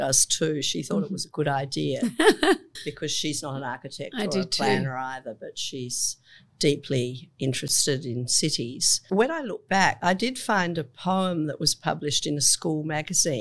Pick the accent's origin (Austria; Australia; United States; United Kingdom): Australia; Adelaide, South Australia; I grew up in Adelaide. And I grew up at the foot of the hills in Adelaide